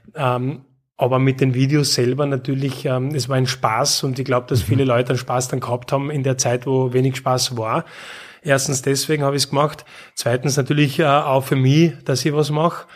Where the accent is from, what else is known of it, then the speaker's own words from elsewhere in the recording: Graz, Styria, Austria; Ich bin in Graz aufgewachsen.